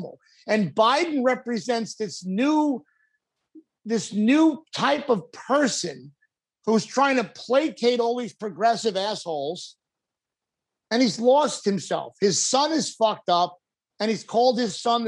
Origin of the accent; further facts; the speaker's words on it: Long Island, New York, United States; moved away as an adult; I grew up in Long Island. I lived in Long Island for many years until I was in my 30s.